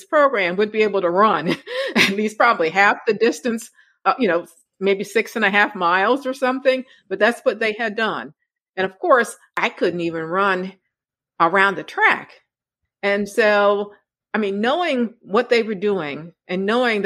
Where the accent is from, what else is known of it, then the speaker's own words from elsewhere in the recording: Maryland, United States; moved away as an adult; also born or lived in North Carolina / Pennsylvania; I'm from Maryland